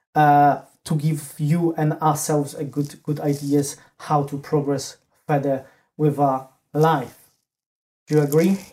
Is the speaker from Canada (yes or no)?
no; Poland; moved away; I'm originally from Poland